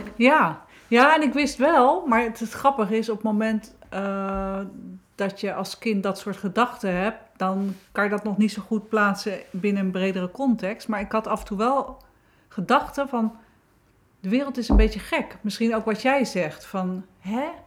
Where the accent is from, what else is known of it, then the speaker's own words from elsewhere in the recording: Wateringen, South Holland, Netherlands; ben in Wateringen geboren, 1965